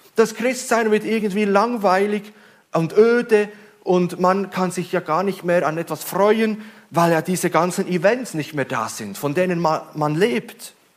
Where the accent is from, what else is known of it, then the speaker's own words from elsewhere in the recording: Switzerland; Ich als Schweizer